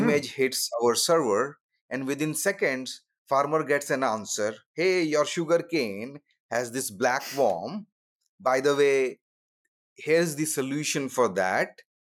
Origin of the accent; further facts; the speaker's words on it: India; moved away as an adult; also born or lived in Redmond, Washington / Silicon Valley; I grew up in India, you know, lower middle class family